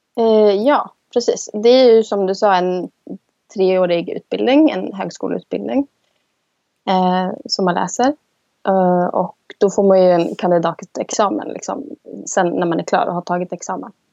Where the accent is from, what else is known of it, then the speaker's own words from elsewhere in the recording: Sweden; moved away as an adult; now in Iceland; Jag som svensk